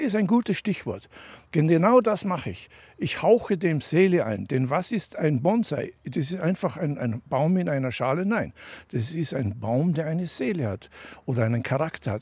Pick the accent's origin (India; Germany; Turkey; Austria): Austria; Tyrol; moved away as an adult; also born or lived in Denver, United States; Ich bin also in Tirol aufgewachsen in den Bergen